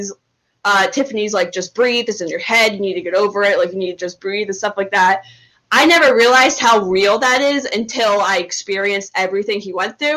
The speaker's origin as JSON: {"language": "English", "region": "New Jersey", "country": "United States", "tie": "born or raised there", "said": "I grew up in South Jersey, like 40 minutes from Philly"}